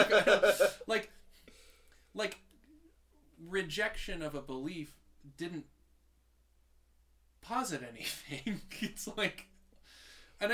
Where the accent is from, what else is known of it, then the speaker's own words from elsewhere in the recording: Michigan, United States; moved away as an adult; now in Utah, United States; I'm from Michigan and I came to Utah for my PhD